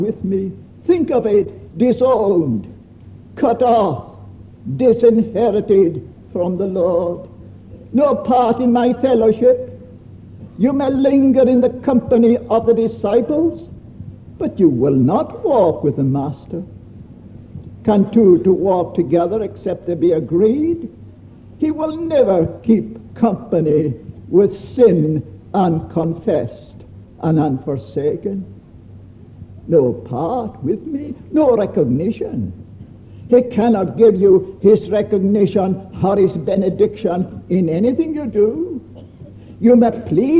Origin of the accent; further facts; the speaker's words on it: Scotland, United Kingdom; I come from Scotland